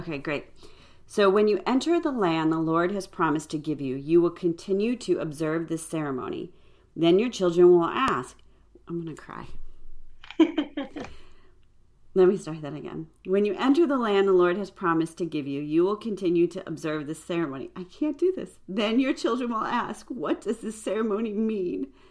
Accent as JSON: {"language": "English", "region": "New York", "country": "United States", "tie": "born or raised there", "also_born_or_lived": "Illinois", "said": "we moved from Illinois to New York when I was going into fifth grade. So I have a few more memories of like my adult, like my teen years in that house."}